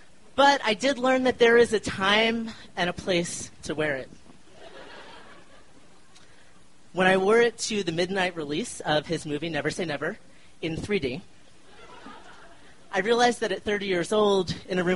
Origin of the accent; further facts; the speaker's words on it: Philadelphia, Pennsylvania, United States; also born or lived in Chicago; now in Denver, United States; I grew up in Philly and am one of the few people in my family who have left